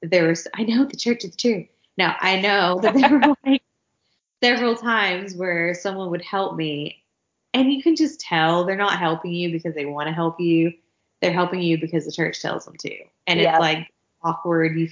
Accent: the South, United States; accent: southern; my southern accent

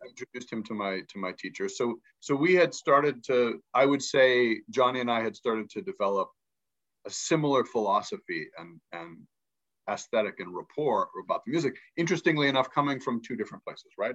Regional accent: Pittsburgh, Pennsylvania, United States; first language English; moved away as an adult; also born or lived in Egypt / New York; I grew up in Pittsburgh, Pennsylvania

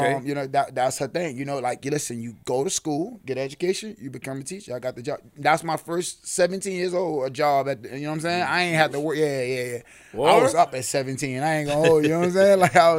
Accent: New York City, New York, United States; I'm born and raised in Brooklyn, man. Bammers, to be exact. You know what I'm saying? I'm a Brookdale baby.

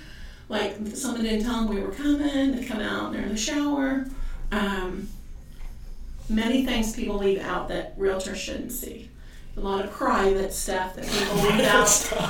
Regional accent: Ireland; I grabbed his fist because I am Irish.

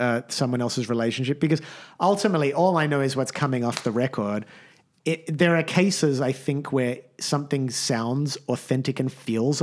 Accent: Australia; as an Australian Jewish middle-class guy

